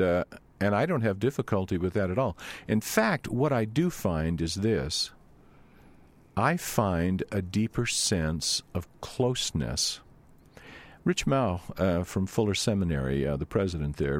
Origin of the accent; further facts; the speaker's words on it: Louisiana, United States; moved away; I grew up in Louisiana.